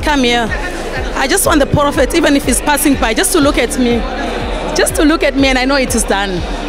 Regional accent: Masvingo, Zimbabwe; I'm coming from Mashingo, ECG Mashingo branch.

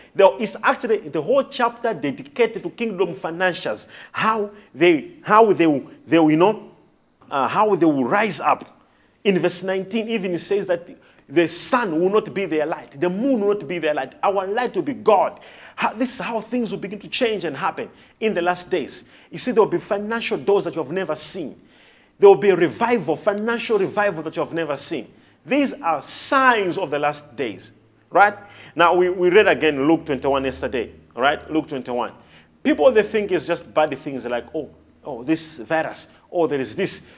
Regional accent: Malawi; I'm a Malawian and I come from Malawi

